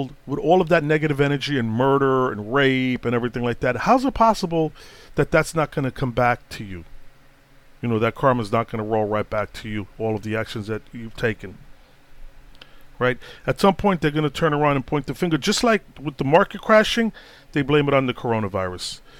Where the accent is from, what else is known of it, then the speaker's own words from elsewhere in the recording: New York City, New York, United States; also born or lived in Boston, Massachusetts; when I grew up in Brooklyn, in them years, man, the 70s, early 70s to early 80s